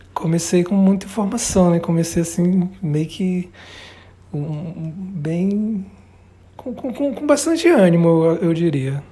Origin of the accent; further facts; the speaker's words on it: Belém, Pará, Brazil; Eu nasci em Belém.